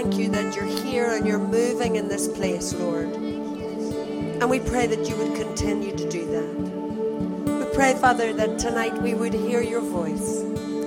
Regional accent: Belfast, Northern Ireland, United Kingdom; from Belfast

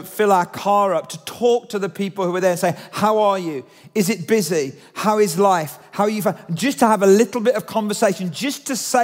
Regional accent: United Kingdom; we're British

